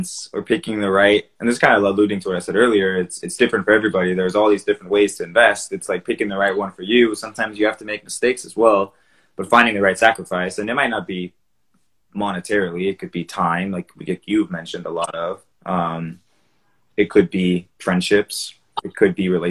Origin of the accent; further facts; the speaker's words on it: Davis, California, United States; I grew up in Davis too